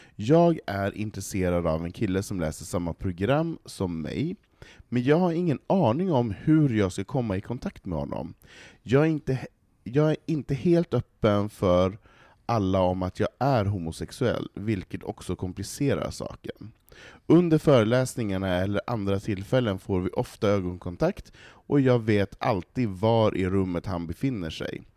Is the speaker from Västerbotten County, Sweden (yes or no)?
yes; Västerbotten County, Sweden; Jag kommer ju för fan från Västerbotten.